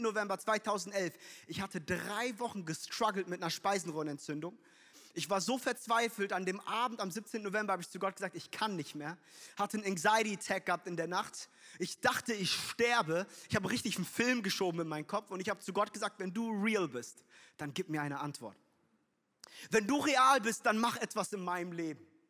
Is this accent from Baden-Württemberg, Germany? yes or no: no; Frankfurt, Hesse, Germany; ich bin in Frankfurt groß geworden